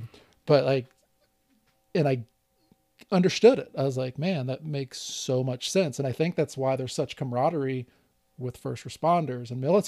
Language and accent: English; Louisiana, United States; We're both from Louisiana, and they made a gumbo.